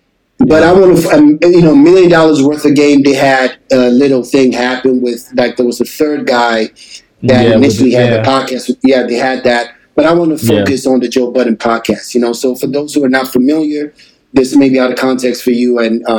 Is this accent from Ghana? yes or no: yes; Ghana; now in Atlanta, United States; I'm listening, like, I came Ghana straight to Atlanta.